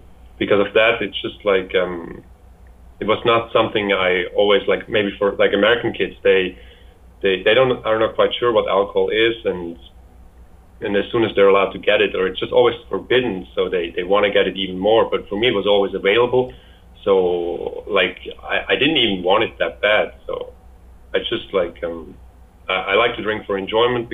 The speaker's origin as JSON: {"language": "English", "country": "Switzerland", "tie": "born or raised there", "said": "I'm from Switzerland"}